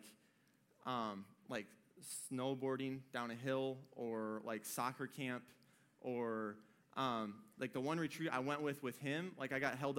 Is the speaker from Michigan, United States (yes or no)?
yes; Michigan, United States; moved away as an adult; I was born and bred in Michigan. I lived up there for 18 years.